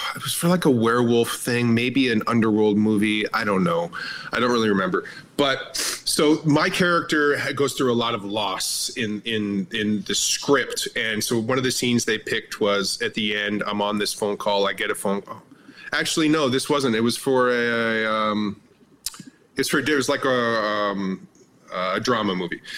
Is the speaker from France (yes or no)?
no; Canada; I'm Canadian, so I've worked on a lot of Canadian productions.